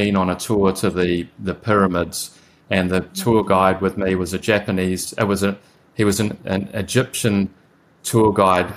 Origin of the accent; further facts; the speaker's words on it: Whakatane, Bay of Plenty, New Zealand; I'm from a tiny little town with a population of 6,000 people